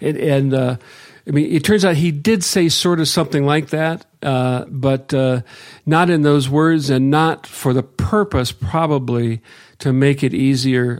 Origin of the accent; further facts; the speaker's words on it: Akron, Ohio, United States; now in Willow, United States; I grew up in Akron